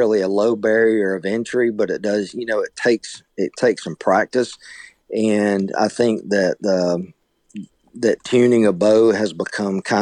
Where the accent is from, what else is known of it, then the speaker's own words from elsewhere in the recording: Opelika, Alabama, United States; I grew up in Opelika, which is, you know, just right outside of Auburn